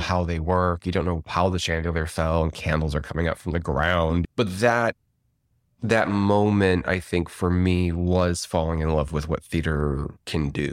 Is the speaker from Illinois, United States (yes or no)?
yes; Rolling Meadows, Illinois, United States; I'm from Rolling Meadows, Illinois, which is a northwest suburb of Chicago.